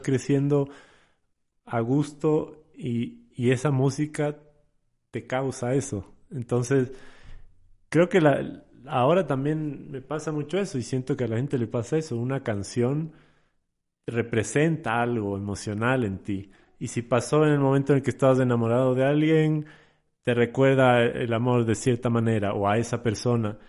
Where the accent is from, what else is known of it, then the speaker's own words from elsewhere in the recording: Sierra, Ecuador; also born or lived in Portoviejo, Manabí, Ecuador; yo crecí en la sierra, pero nací en Puerto Viejo